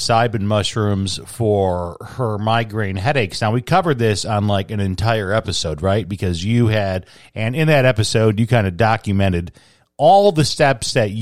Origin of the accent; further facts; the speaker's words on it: Chicago, Illinois, United States; being a Chicagoan